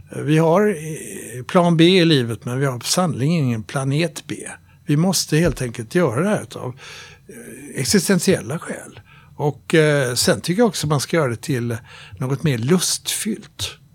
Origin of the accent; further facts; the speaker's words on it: Sweden; Jag är svensk, men jag är nordbo